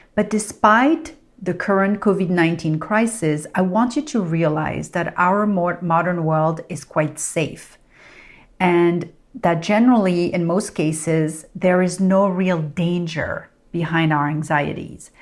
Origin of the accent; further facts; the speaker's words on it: Paris, Île-de-France, France; now in Los Angeles, United States; growing up in Paris